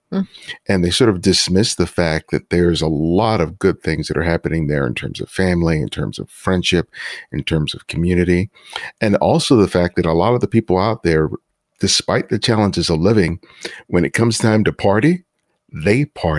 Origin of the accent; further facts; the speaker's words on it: Los Angeles, California, United States; Because I grew up in South LA, here in Los Angeles, which has a lot of similarities to Brooklyn